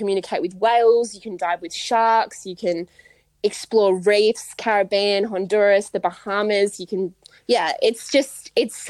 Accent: Western Australia, Australia; growing up in West Australia, I had an incredible opportunity to grow up around the ocean

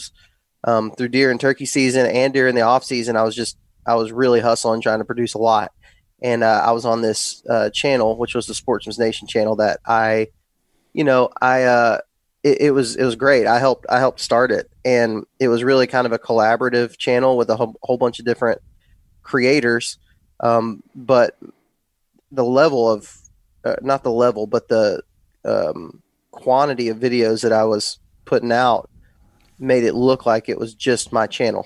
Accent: West Texas, United States; moved away as an adult; now in Alabama, United States; I grew up in West Texas and grew up hunting that, kind of Texas scene

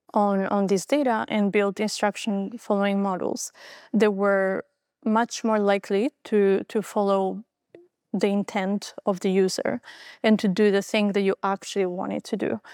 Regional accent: Albania; moved away; I was born in Albania, uh, just after the fall of communism.

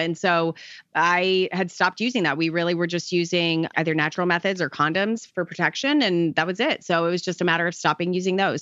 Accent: Arizona, United States; now in Tampa, United States; I grew up in Arizona, so I'm totally a desert baby.

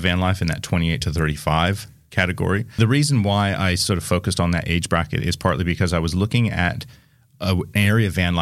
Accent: Seattle, Washington, United States; moved away as an adult; now in Australia; I am from Seattle

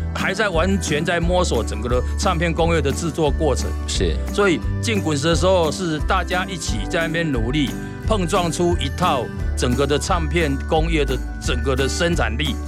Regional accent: Kaohsiung, Taiwan; 那我是在高雄长大的小孩

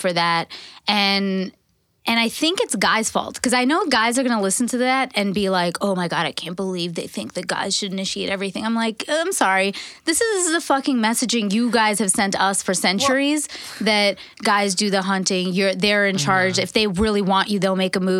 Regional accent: Canada; I'm Canadian.

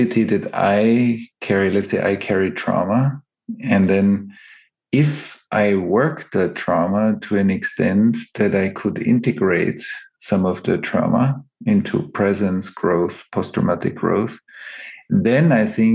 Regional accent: Vienna, Austria; I grew up in Vienna or around Vienna.

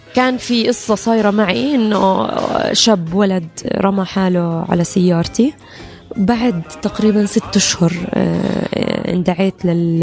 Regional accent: Jordan; أنا جنسيتي الأردنية مضمونة وموجودة وأنا أردنية في جميع الأحوال

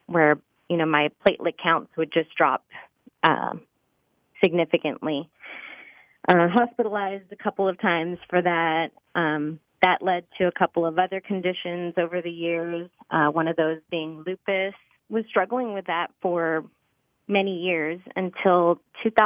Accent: Laredo, Texas, United States; growing up on the border, we grew up in Laredo, Texas, Mexican-American family.

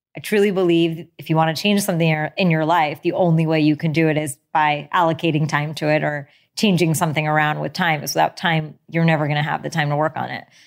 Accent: United States; born or raised there

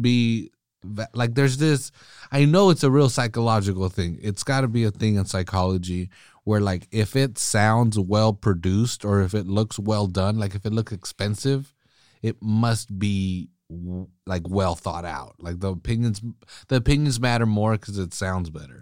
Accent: California, United States; I'm from California

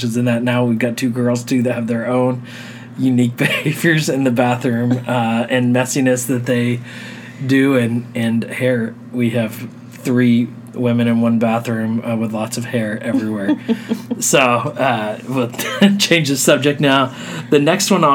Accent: Texas, United States; moved away as an adult; Growing up in Texas, we were not used to the cold

